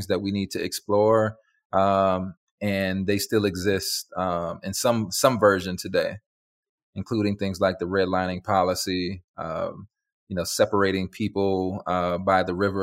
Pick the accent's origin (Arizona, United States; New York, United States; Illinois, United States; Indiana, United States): Illinois, United States; Chicago; now in Dallas, United States; I'm from Chicago, one of the most segregated cities in America.